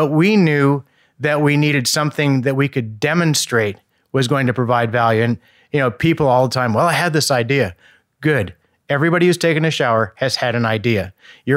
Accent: Indiana, United States; moved away; I come from Indiana

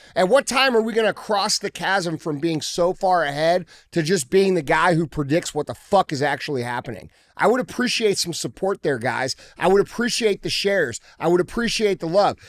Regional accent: United States; I'm an American regular dude trying to care about what's going on in this country

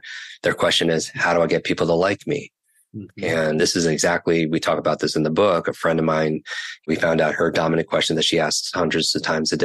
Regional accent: New York, United States; I can't talk that slow because I'm from New York.

